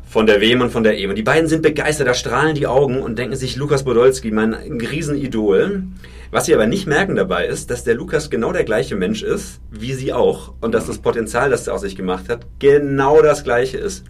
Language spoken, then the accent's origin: German; Franconia, Bavaria, Germany; ich bin tatsächlich ein Kind vom Dorf. Ich komme aus Franken.